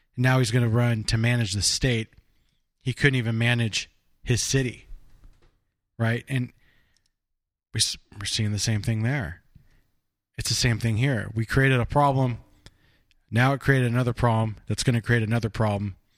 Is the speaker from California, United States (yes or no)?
yes; Burbank, California, United States; where I grew up down in Burbank